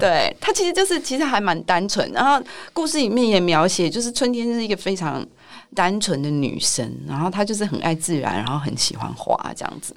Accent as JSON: {"language": "Chinese", "region": "Taipei", "country": "Taiwan", "tie": "born or raised there", "said": "因为我一直都是在台北长大"}